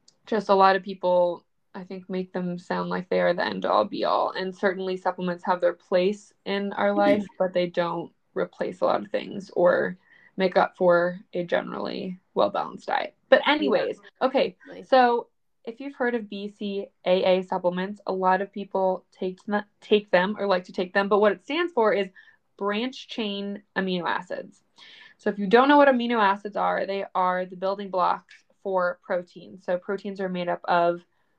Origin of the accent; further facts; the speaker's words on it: Medfield, Massachusetts, United States; In the town I grew up in Massachusetts, it's called Medfield